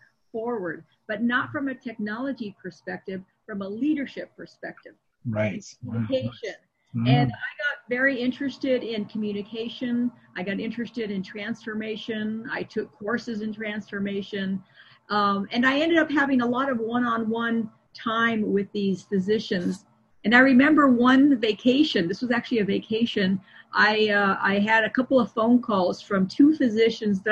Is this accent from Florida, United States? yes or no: no; Seattle, Washington, United States; my hometown where I was practicing of Seattle